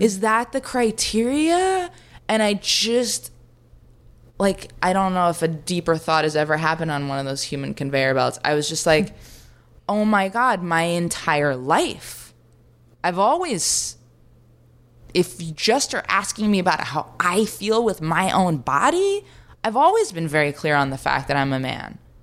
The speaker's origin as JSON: {"language": "English", "town": "New York City", "region": "New York", "country": "United States", "tie": "born or raised there", "said": "I grew up on Third Street in the Bowery"}